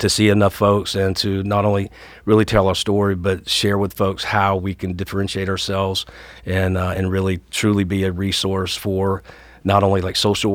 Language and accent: English; Atlanta, Georgia, United States; moved away as an adult; also born or lived in Dallas, Texas; Grew up here locally, Riverdale, College Park area, South Atlanta, and then went to school here